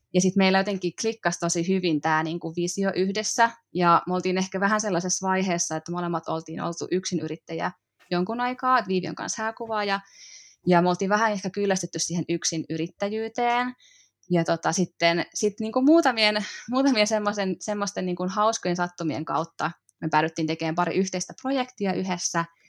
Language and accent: Finnish; Mänttä, Pirkanmaa, Finland; moved away as an adult; also born or lived in Helsinki; now in Hollola, Finland; mä oon kotoisin pikkukaupungista, Mäntästä, Pirkanmaalta, ja sit lukion jälkeen mä muutin sieltä etelään.